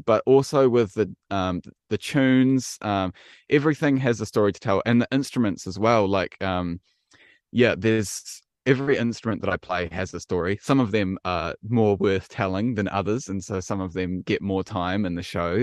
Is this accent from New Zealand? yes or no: yes; Wellington, New Zealand; I am definitely a Kiwi. Yep, born and bred uh, in Wellington